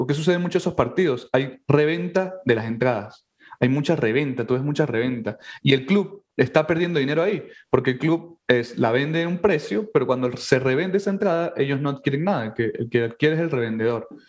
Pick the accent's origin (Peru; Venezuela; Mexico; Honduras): Venezuela; now in New York City, United States; nosotros somos venezolanos